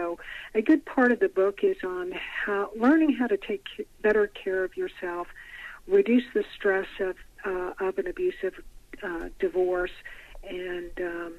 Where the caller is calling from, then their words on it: Nashville, Tennessee, United States; Nashville, Tennessee.